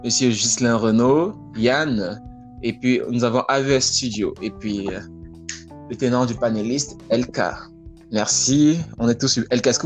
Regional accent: Cameroon; now in Canada; Moi également, je suis Camerounais.

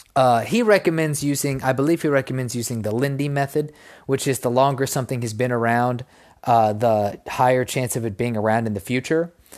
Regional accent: Texas, United States; in my home state

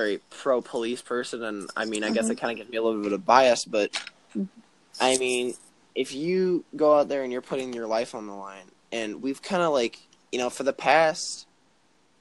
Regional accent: Chicago, Illinois, United States; I'm from Chicago

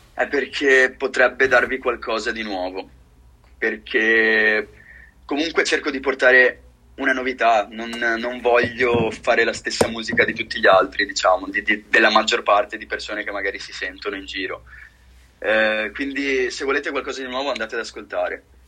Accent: near Venice, Veneto, Italy; Io sono di Venezia, vicino a Venezia.

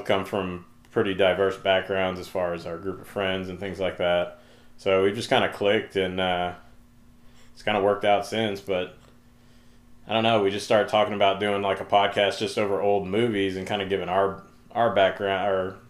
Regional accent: Oklahoma, United States; moved away as an adult; also born or lived in Germany; now in Dallas, United States; Just a kid, grew up in Oklahoma, moved down to Dallas about a decade ago

